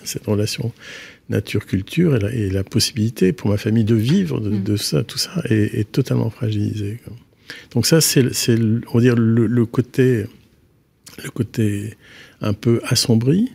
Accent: Carantec, Brittany, France; moved away as an adult; now in Belgium; J'ai grandi à Carantec, qui est un petit village, enfin maintenant c'est un peu plus qu'un village, on va dire, un, bourg du littoral mm-hmm. du Finistère Nord, et, et j'y ai passé toute mon enfance

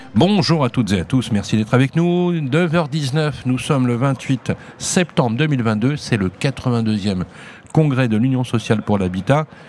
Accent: Lyon, Auvergne-Rhône-Alpes, France; moi, c'était pas loin d'ici en plus

